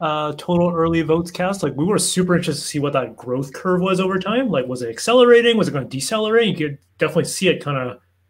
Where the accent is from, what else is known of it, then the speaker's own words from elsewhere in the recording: Canada; I'm Canadian.